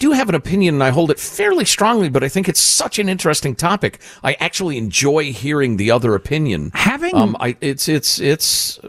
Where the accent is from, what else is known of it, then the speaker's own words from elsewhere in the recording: United States; As an American